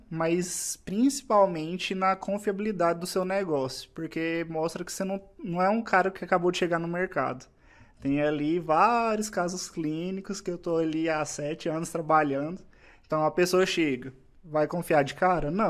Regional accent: Goiânia, Goiás, Brazil; Eu sou de Goiânia.

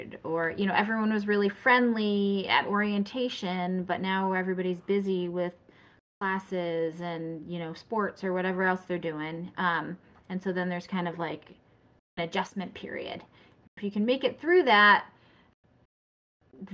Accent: New Hampshire, United States; I grew up in New Hampshire, like, you know, in very snowy times.

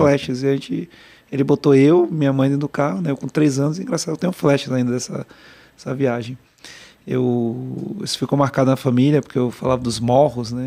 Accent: Salvador, Bahia, Brazil; moved away as an adult; also born or lived in Rio de Janeiro / São Paulo; eu nasci no Rio, fui criado em Salvador

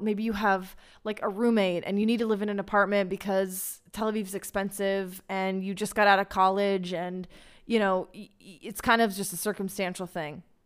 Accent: United States; now in Israel; as an American woman in Israel

